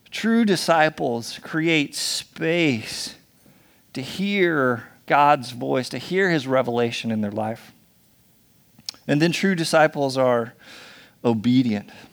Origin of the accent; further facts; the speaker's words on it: United States; we're so American